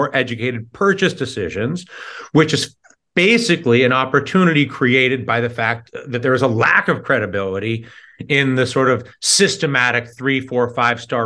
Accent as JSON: {"language": "English", "region": "New York", "country": "United States", "said": "I'm from New York"}